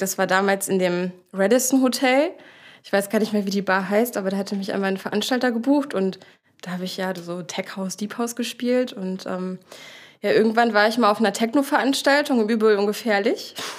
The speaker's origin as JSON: {"language": "German", "area": "Dithmarschen", "region": "Schleswig-Holstein", "country": "Germany", "moved": "as an adult", "lives_now": "Hamburg, Germany", "said": "ich komme aus Dithmarschen"}